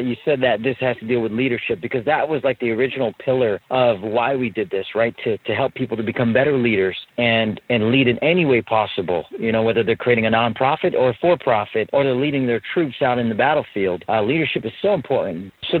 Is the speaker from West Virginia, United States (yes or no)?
no; San Diego, California, United States; I grew up here in San Diego. I was born in the Navy hospital, right, like a mile away from our office and our headquarters.